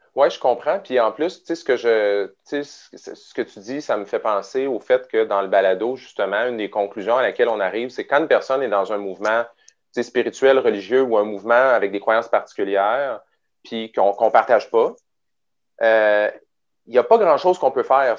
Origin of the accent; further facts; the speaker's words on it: Quebec City, Quebec, Canada; je viens de Québec à l'origine. Fait que j'ai grandi à Beauport, euh, qui est, un, qui est la banlieue de Québec